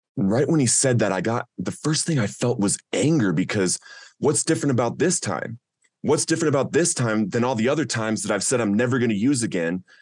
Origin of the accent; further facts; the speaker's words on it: Littleton, Colorado, United States; some of your listeners might have heard of Columbine High School, and that's the community that I grew up